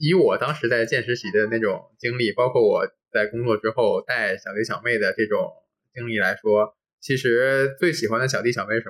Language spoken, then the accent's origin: Chinese; Shandong, China; 我是山东人